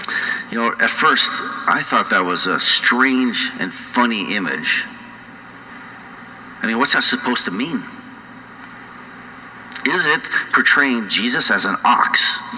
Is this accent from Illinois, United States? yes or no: no; North Dakota, United States; accent: North Dakota; now in Colorado, United States; For 22 years I've been losing my North Dakota accent out in Colorado, but it's going to come back in full force, I know.